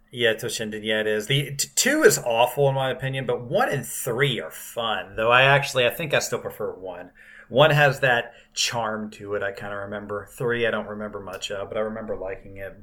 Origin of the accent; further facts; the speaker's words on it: South Carolina, United States; when I was growing up in South Carolina